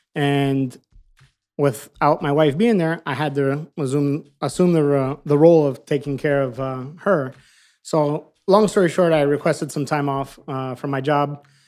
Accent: Miami, Florida, United States; moved away as an adult; now in California, United States; We're, we're both born and raised in Miami

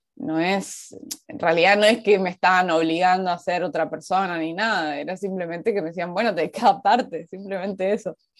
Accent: Resistencia, Chaco, Argentina; accent: mixed Resistencia/Buenos Aires; moved away as an adult; also born or lived in Buenos Aires, Argentina; now in Seoul, South Korea; Yo nací en Resistencia, que es una ciudad pequeña, es, la capital de una provincia, de la provincia del Chaco

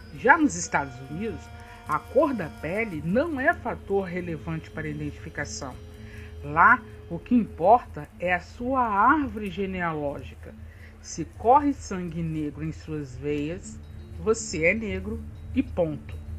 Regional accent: Brazil; Nós somos brasileiros

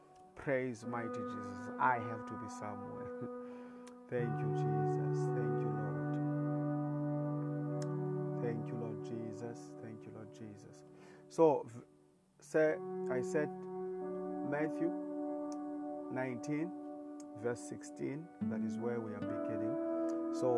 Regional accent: South Africa; I am Latter-day Preacher. I come from South Africa

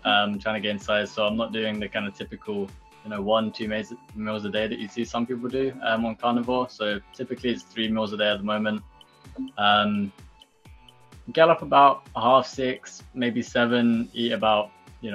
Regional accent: United Kingdom; I come from Britain, so I know my background

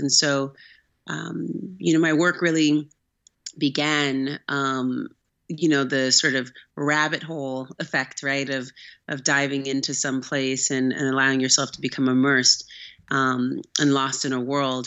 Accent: Oakland, California, United States; I'm actually from Northern California, from Oakland. Um, I grew up there

